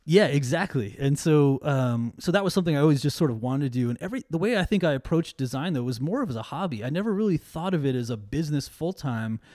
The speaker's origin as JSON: {"language": "English", "town": "New York City", "region": "New York", "country": "United States", "tie": "born or raised there", "also_born_or_lived": "Brooklyn", "moved": "yes", "lives_now": "Seattle, United States", "said": "I'm from New York originally, and so a lot of, like, um, you know, … and …, uh, played a big, uh, influence in me growing up, especially in Queens"}